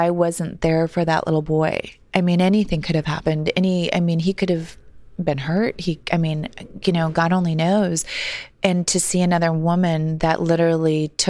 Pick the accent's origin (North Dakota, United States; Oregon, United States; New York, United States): North Dakota, United States; Cooperstown; I grew up in Cooperstown, North Dakota, and had a really sweet childhood, just a small town